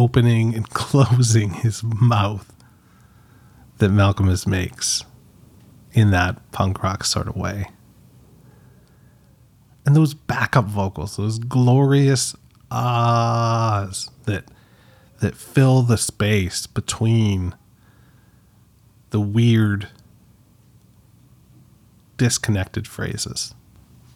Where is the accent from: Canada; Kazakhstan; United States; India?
Canada; I'm Canadian, but I'm not French Canadian